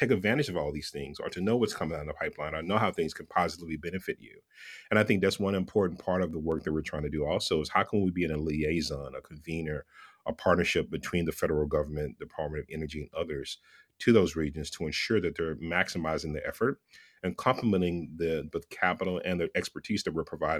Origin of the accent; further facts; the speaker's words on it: Texas, United States; now in Southern California, United States; I grew up in Texas. I grew up in the South. I'm a Southern boy who lives in California, in Southern California.